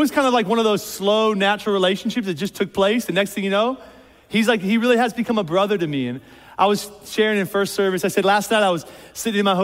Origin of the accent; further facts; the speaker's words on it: outside of Philadelphia, Pennsylvania, United States; moved away as an adult; now in Columbus, United States; I was born and raised outside of Philadelphia, PA.